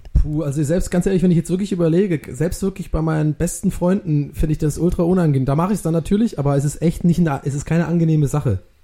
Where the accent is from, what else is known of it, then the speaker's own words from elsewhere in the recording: Swabia, Baden-Württemberg, Germany; bei uns in Schwabenland